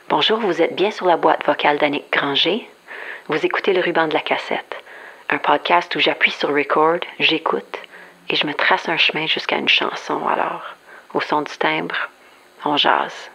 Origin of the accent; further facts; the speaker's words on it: Saskatoon, Saskatchewan, Canada; j'ai grandi à Saskatoon